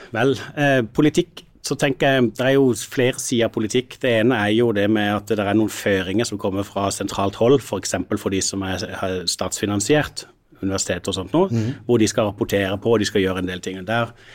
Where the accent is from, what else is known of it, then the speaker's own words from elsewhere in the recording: Sørlandet, Norway; jeg er jo sørlending